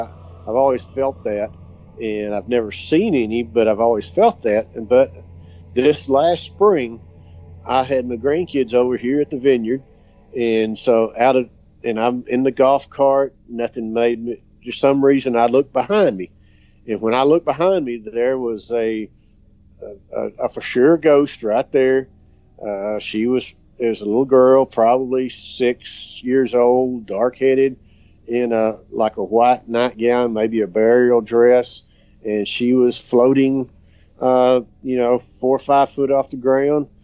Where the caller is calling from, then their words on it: Duster, Texas, United States; I'm calling from Duster, Texas, which is just south of Gorman, Texas